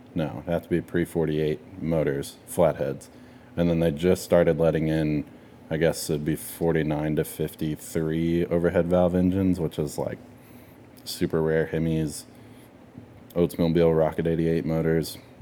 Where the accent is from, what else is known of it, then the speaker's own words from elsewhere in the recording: Texas, United States; we're from Texas